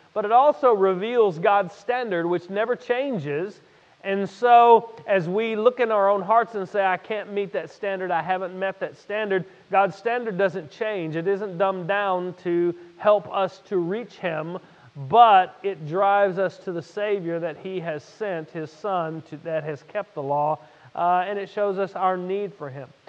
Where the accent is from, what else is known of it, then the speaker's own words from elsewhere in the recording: Louisiana, United States; I'm from Louisiana